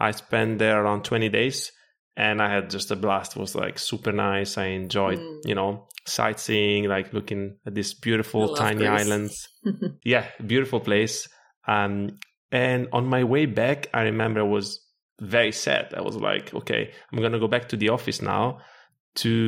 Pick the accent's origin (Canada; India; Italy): Italy; also born or lived in Morocco / Ireland / Portugal; now in Lisbon, Portugal; I was born in Morocco. I grew up in Italy. I actually lived in Ireland also for very good years, like 6 years, now in Portugal